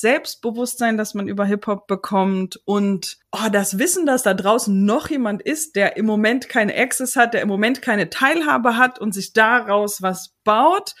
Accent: Chemnitz, Saxony, Germany; Ich komme aus Chemnitz

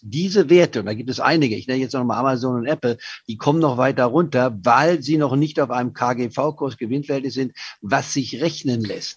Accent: Leipzig, Saxony, Germany; ich bin ja in Leipzig geboren vor 78 Jahren

